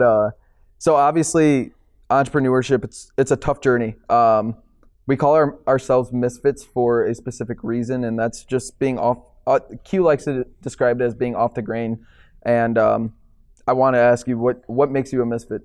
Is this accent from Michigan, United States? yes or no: no; Chicago, Illinois, United States; moved away as an adult; now in Milwaukee, United States; I'm from Chicago